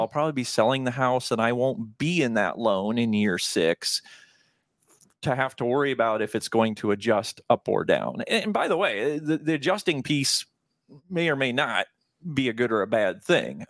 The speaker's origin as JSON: {"language": "English", "region": "Nebraska", "country": "United States", "tie": "born or raised there", "said": "Born and raised in Nebraska."}